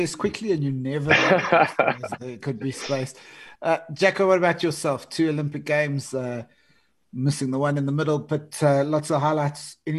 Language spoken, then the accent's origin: English; South Africa; as a South African hockey watcher